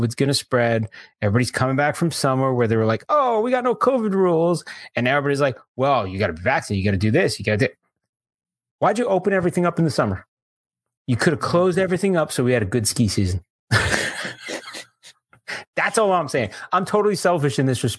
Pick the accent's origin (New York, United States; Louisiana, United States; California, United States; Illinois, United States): New York, United States; Growing up in New York